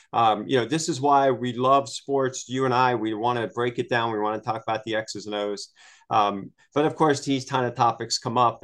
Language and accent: English; outside of Pittsburgh, Pennsylvania, United States; as a kid growing up outside of Pittsburgh